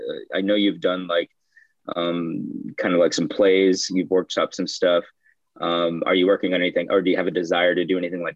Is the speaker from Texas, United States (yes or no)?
yes; Texas, United States; now in Bay Area, United States; I live out here in the Bay Area, but I'm originally from Texas.